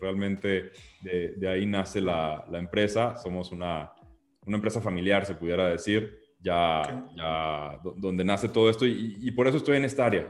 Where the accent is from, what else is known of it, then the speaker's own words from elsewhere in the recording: Mexico; como mexicanos